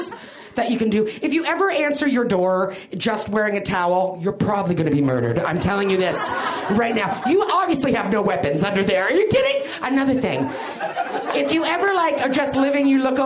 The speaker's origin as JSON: {"language": "English", "country": "Canada", "moved": "yes", "lives_now": "United States", "said": "I'm Canadian"}